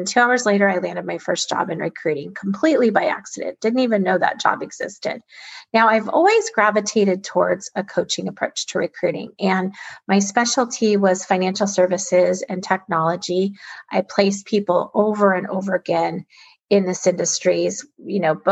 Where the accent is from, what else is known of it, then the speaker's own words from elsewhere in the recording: Alaska, United States; I was born and raised in Alaska, an amazing place to grow up